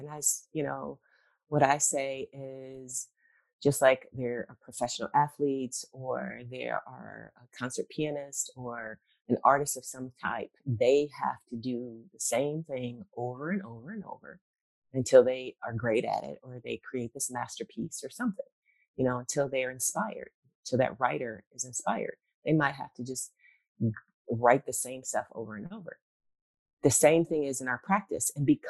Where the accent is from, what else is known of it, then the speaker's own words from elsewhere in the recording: Virginia, United States; born there; I was born in Virginia, and I would go visit my granny, my brother and I on holidays.